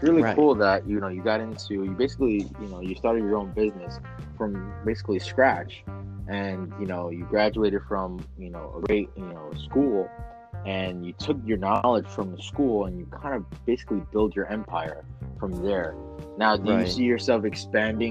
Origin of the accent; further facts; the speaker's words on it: New York City, New York, United States; I grew up in the Bronx